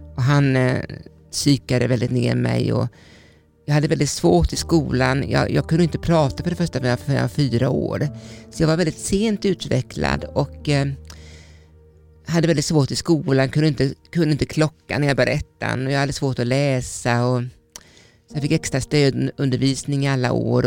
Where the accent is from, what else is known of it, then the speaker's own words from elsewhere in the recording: Vetlanda, Jönköping County, Sweden; Jag kommer från Småland och jag är uppvuxen eh, med min pappa och mamma